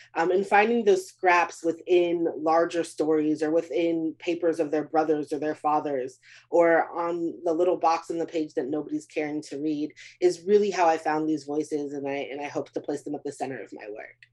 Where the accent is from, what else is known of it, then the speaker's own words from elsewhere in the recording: Beaumont, Texas, United States; my hometown of Beaumont, Texas